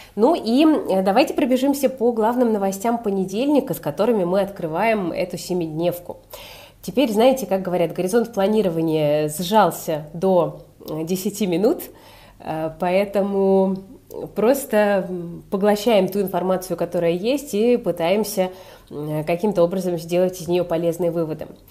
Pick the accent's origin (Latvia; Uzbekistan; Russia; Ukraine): Russia; Saint Petersburg; я, как э, коренной житель